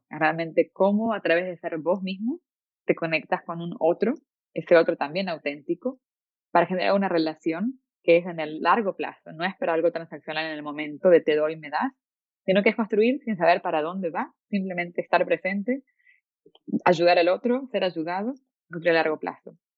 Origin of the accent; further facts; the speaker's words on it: Venezuela; born there; Yo nací en Venezuela